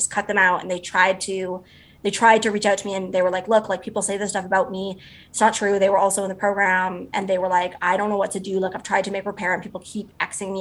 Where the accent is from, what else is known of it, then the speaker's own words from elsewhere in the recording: Canada; I'm also a Canadian